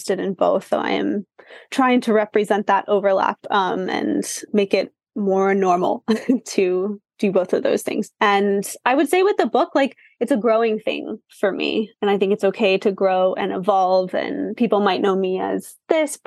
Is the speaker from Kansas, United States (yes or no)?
yes; Kansas City, Kansas, United States; I'm from Kansas City